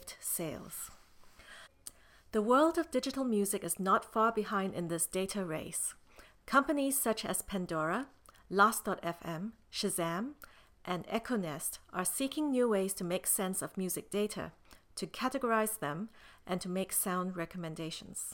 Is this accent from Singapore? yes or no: yes; Singapore; moved away; also born or lived in United States; Although born in the United States, I grew up in Singapore.